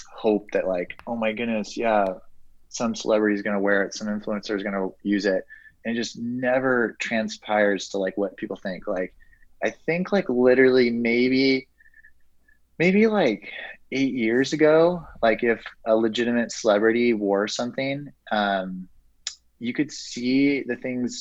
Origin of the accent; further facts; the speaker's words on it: Santa Barbara, California, United States; growing up in Santa Barbara